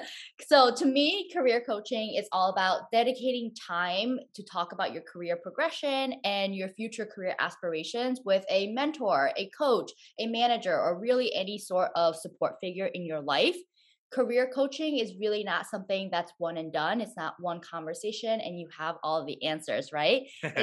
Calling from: Stamford, Connecticut, United States; also born or lived in New York City; I'm calling in from Stamford, Connecticut. It's about an hour away from New York City, which where I previously lived.

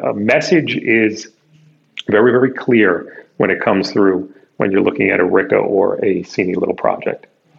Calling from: New York City, New York, United States; I'm calling you from Midtown Manhattan at my offices.

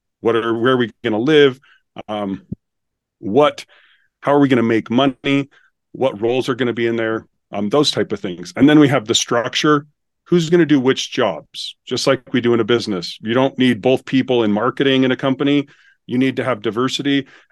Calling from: Utah, United States; I'm located just south of Salt Lake City, Utah.

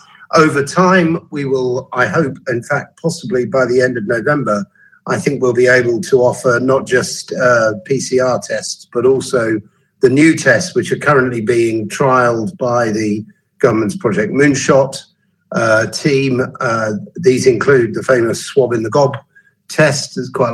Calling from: East of England, United Kingdom; I'm speaking from Suffolk today

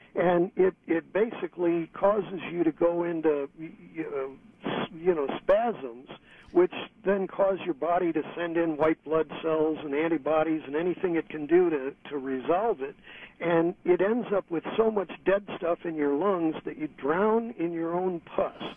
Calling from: San Francisco, California, United States; I'm calling you from San Francisco

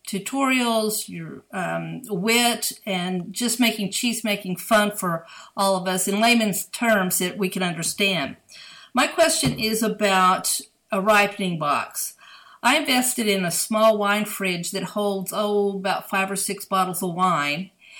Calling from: Houston, Texas, United States; I'm speaking from Houston, Texas.

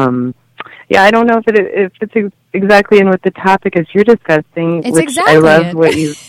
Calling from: Denver, Colorado, United States; From the Denver area.

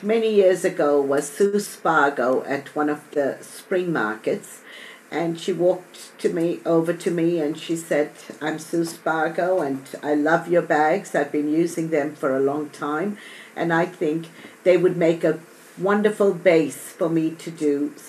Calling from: Australia; every week I record and I'm live from Australia and it's Thursday morning for me.

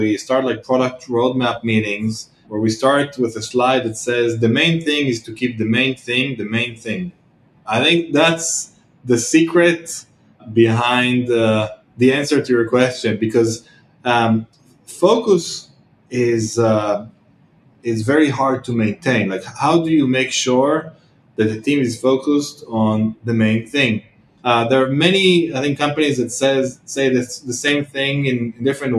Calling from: Tel Aviv, Tel Aviv District, Israel; I'm calling in from Tel Aviv, Israel

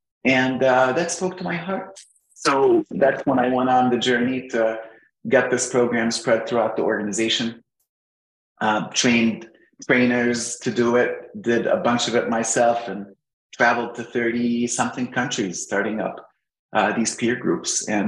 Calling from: Alexandria, Virginia, United States; I'm right at home, Alexandria, Virginia.

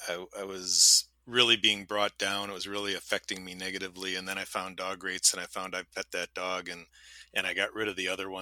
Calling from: New Glarus, Wisconsin, United States; I'm calling in from New Glarus, Wisconsin, a little town just south of Madison.

